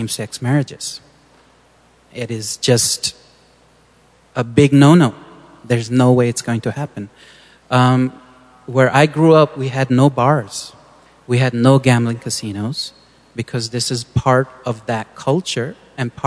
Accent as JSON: {"language": "English", "town": "San Diego", "region": "California", "country": "United States", "tie": "born or raised there", "said": "I grew up in San Diego, and a very American kid"}